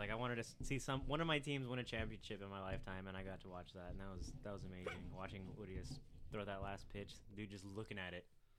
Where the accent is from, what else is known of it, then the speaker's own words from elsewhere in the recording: the Valley, Arizona, United States; growing up in the Valley, I was always going to baseball games to watch the Diamondbacks.